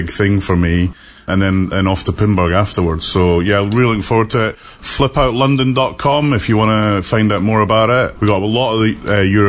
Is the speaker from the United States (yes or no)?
no; United Kingdom; moved away; being a Brit